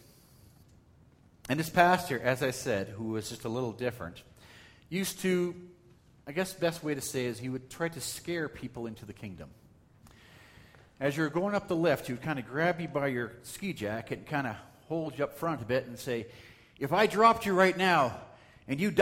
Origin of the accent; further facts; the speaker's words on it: Calgary, Alberta, Canada; when I was a teenager growing up in Calgary